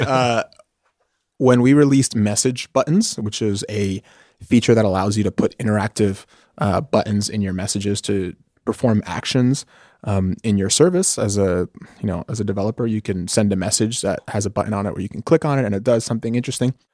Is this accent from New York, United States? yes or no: yes; New York City, New York, United States; moved away as an adult; now in California, United States; I grew up in New York City. Grew up in New York City, uh, mostly in Washington Heights, which is a neighborhood in Manhattan